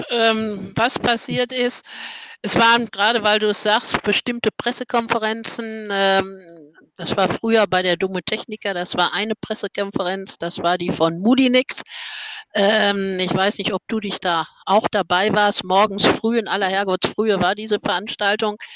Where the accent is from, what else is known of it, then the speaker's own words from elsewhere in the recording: Dortmund, North Rhine-Westphalia, Germany; Es ist eben als Borussia, muss man eben, also als muss nicht, sondern als Dortmunder.